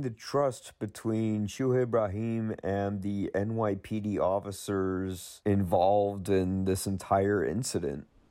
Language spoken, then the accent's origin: English; United States; guys like me growing up in America